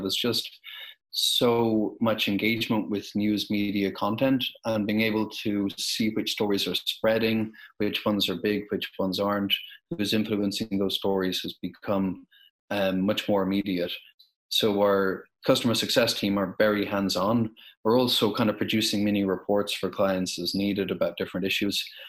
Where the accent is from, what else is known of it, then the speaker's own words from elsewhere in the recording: Ireland; My home country of Ireland